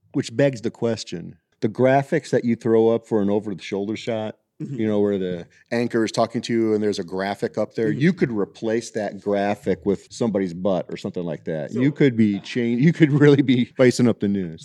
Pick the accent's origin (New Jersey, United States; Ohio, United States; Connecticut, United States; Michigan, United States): Ohio, United States; Toledo; now in Atlanta, United States; I grew up in Toledo and off the lake